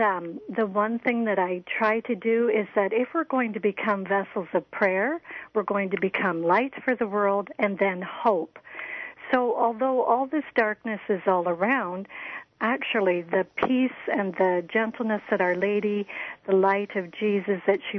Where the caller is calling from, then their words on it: Canada; I'm calling from Canada.